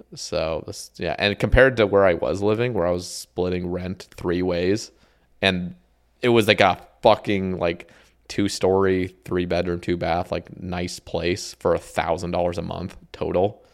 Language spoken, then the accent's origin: English; Oregon, United States; also born or lived in Houston, Texas / Huntsville, Alabama / Eugene, Oregon; I grew up in Oregon